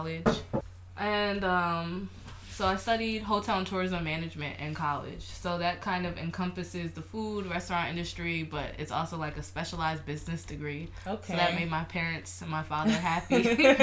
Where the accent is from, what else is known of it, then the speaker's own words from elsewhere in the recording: Maryland, United States; my family is from Liberia. And then I'll say I grew up in Maryland